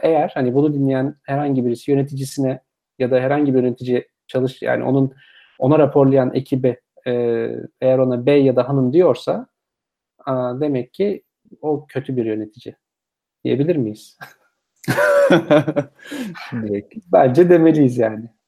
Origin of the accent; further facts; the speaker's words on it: Turkey; biz Türkiye'de